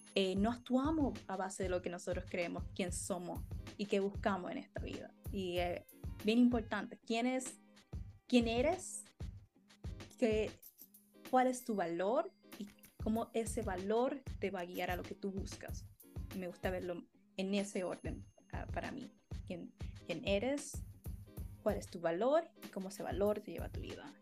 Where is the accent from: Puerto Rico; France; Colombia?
Puerto Rico; como puertorriqueños